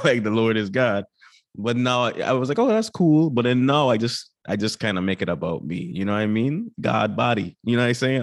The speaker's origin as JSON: {"language": "English", "country": "U.S. Virgin Islands", "tie": "born or raised there", "moved": "as an adult", "lives_now": "United States", "said": "born and raised in Saint Croix, you know, that's for part of the U S Virgin Islands"}